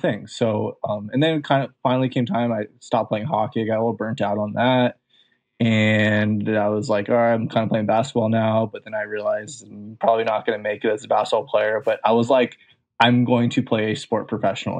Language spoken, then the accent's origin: English; Santa Monica, California, United States; I'm from Southern California